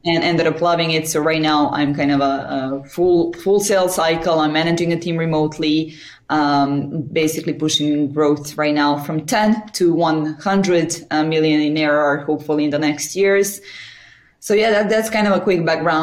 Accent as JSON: {"language": "English", "town": "Belgrade", "country": "Serbia", "tie": "born or raised there", "also_born_or_lived": "Paris", "said": "right now I'm in Belgrade, Serbia, in my hometown."}